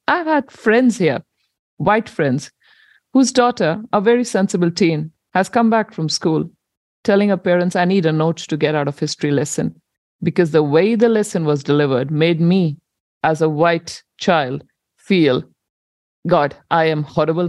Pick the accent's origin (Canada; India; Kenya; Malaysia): India; moved away as an adult; now in New Zealand; I migrated with my husband to New Zealand in 2009. And I come from India